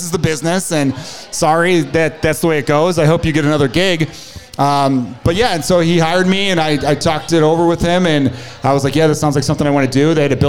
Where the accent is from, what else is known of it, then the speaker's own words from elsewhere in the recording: Chicago, Illinois, United States; I grew up in Portage Park, like off of Irving in Milwaukee.